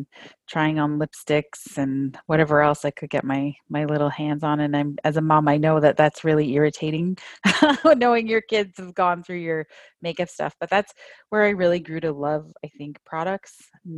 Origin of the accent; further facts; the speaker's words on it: St. Catharines, Ontario, Canada; also born or lived in Toronto / Northwest Angle 33; I grew up right here, actually, in St. Catharines, where I live today with my family